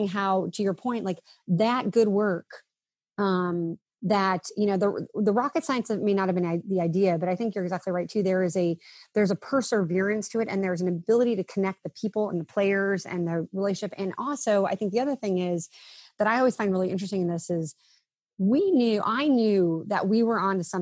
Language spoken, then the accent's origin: English; Villa Park, Illinois, United States; I was this kid from Villa Park